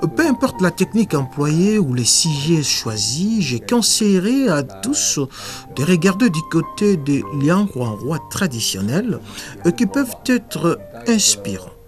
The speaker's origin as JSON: {"language": "French", "country": "China", "tie": "born or raised there", "said": "Je suis né et grandi dans la Chine nouvelle"}